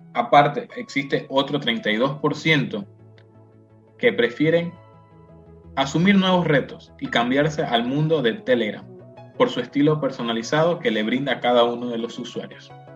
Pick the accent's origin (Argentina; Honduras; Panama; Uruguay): Panama; nosotros los panameños